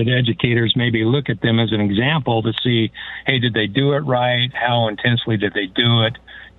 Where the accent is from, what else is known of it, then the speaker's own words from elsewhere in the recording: California, United States; now in St. Charles, Illinois, United States; I grew up in California, but spent a lot of summers in Arkansas and Texas